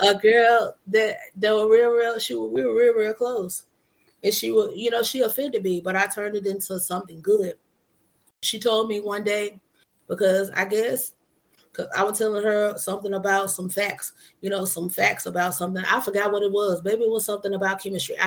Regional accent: Monroe, Louisiana, United States; also born or lived in Mississippi; Monroe, my hometown

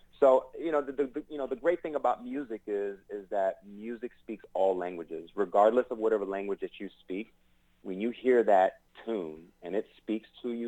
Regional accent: New York City, New York, United States; I'm from New York

